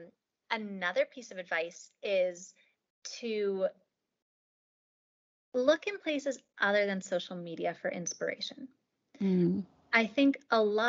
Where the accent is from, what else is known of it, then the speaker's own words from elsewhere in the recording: Pittsburgh, Pennsylvania, United States; I'm from Pittsburgh